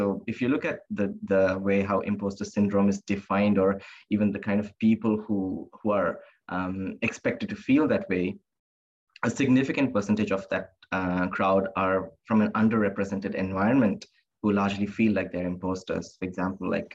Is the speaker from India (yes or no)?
yes; India; also born or lived in Singapore; now in Australia; growing up in India, in a very conservative religious background